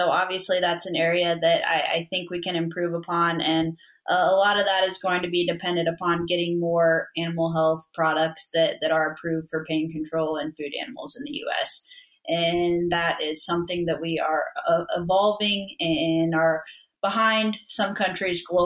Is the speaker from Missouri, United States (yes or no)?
yes; Missouri, United States; growing up in Missouri